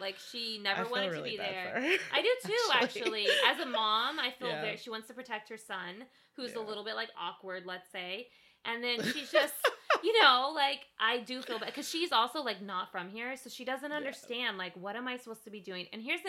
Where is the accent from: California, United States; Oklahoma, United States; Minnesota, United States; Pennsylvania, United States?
California, United States; As a Californian